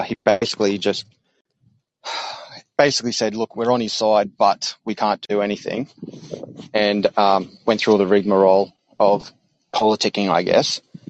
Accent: Australia; now in Brisbane, Australia; I'm calling from Brisbane, Australia.

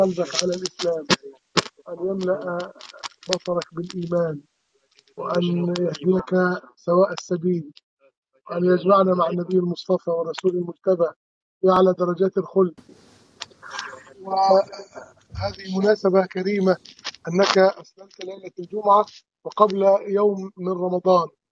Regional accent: Upper Egypt, Egypt; moved away; كان يكون موسم حصاد القمح عندنا في الصعيد

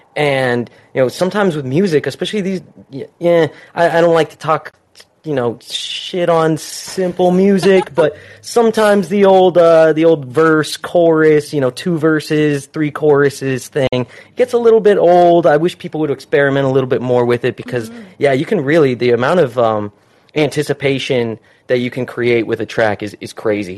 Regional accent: Utah, United States; moved away as an adult; now in Southern California, United States; where I'm from, I'm from Utah, so I just moved out here within the last year

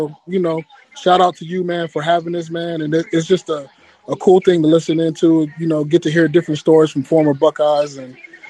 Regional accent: Canton, Ohio, United States; now in Minnesota, United States; I live in Minnesota right now, but I'm from Canton, man. I'm from Canton, Ohio.

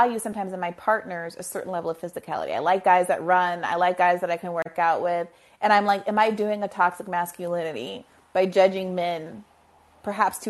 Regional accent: New York, United States; as a New Yorker

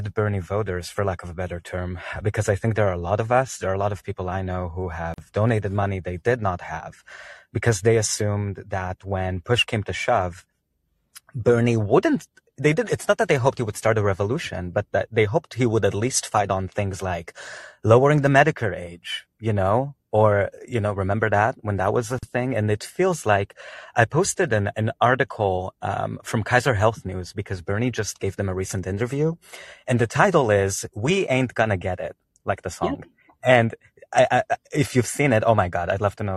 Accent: Israel; moved away; I'm from Israel originally.

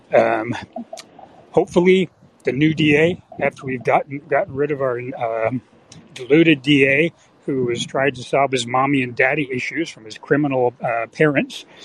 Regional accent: San Francisco Bay Area, California, United States; also born or lived in Michigan; now in San Francisco, United States; I grew up in the San Francisco Bay Area

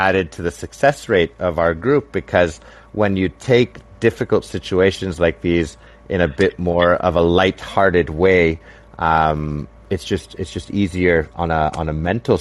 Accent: Canada; myself being Canadian and half Mexican

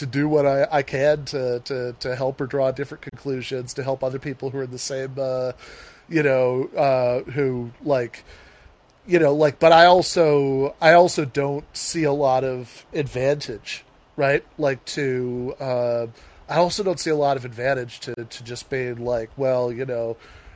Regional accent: Midwest, United States; I'm a Midwesterner

